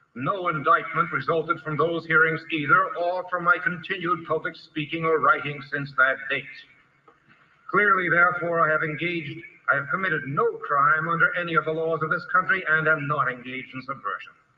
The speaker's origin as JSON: {"language": "English", "town": "New York City", "region": "New York", "country": "United States", "tie": "born or raised there", "also_born_or_lived": "Moscow, USSR", "said": "I was born in New York City on June 4th, 1917"}